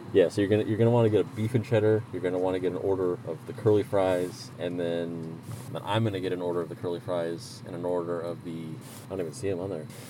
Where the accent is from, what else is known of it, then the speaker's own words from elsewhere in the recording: Arizona, United States; I'm from Arizona.